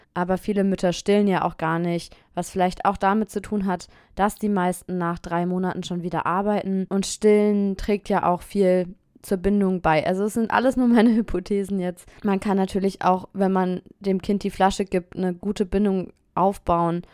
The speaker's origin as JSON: {"language": "German", "country": "Germany", "moved": "as an adult", "lives_now": "Nanterre, France", "said": "als Deutsche"}